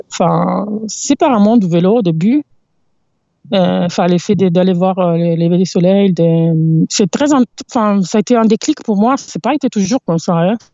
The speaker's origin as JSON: {"language": "French", "area": "near Milan", "region": "Lombardy", "country": "Italy", "tie": "born or raised there", "also_born_or_lived": "southern Italy / United States / Netherlands / Montpellier, France", "second_language": "French", "moved": "as an adult", "lives_now": "France", "said": "J'ai grandi en Italie"}